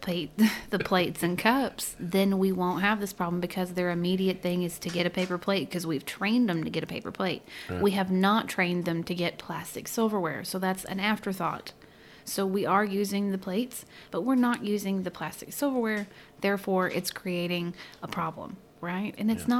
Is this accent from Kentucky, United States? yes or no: no; California, United States; Growing up in California